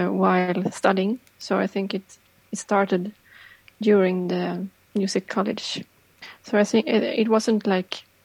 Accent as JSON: {"language": "English", "town": "Stockholm", "region": "Stockholm County", "country": "Sweden", "tie": "born or raised there", "also_born_or_lived": "Örebro / Piteå / Japan", "said": "I'm born and raised in Stockholm, and I live in Stockholm now"}